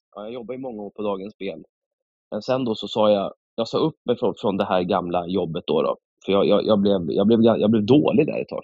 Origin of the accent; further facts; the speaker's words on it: Stockholm, Stockholm County, Sweden; moved away as an adult; now in Slöinge, Sweden; min eh. mamma bor i Nynäshamn, men jag växte upp i, i eh, Akalla, Kista och bodde där i 22 år